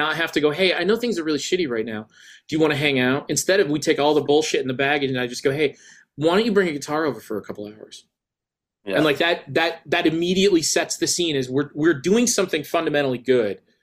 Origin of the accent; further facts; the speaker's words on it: United States; as an American who has long fell in love with British pop music